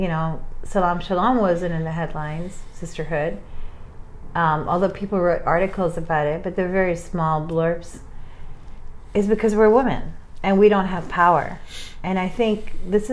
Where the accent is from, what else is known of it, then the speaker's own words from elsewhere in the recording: New York, United States; I'm from New York.